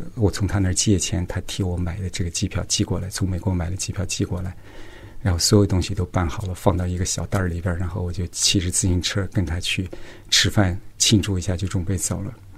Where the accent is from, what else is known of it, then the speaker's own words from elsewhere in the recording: Yan'an, Shaanxi, China; now in United States; 我是一九六八年出生的，然后出生在陕西省延安地区安塞县正武洞公社。我现在是在美国做药物研发